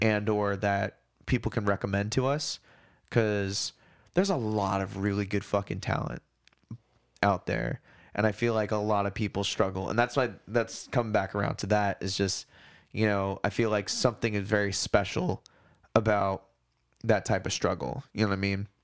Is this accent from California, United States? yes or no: no; Hawaii, United States; now in Portland, United States; I grew up on that in Hawaii